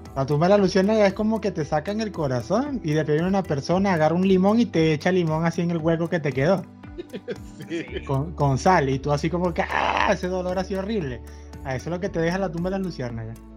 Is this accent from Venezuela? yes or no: yes; Venezuela; todos somos venezolanos